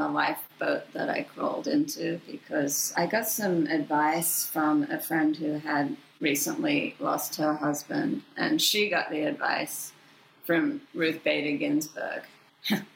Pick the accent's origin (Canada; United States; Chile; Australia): Australia; Sydney, New South Wales; moved away as an adult; I'd gone to work as a newspaper reporter in my hometown, Sydney, Australia